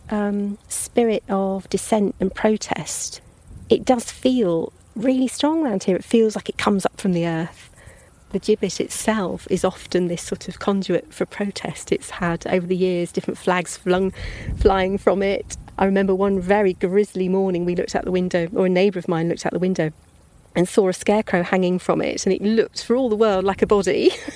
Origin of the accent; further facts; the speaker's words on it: Pangbourne, South East England, United Kingdom; also born or lived in Greenham; I did some of my growing up in Pangbourne, um, beside the River Pang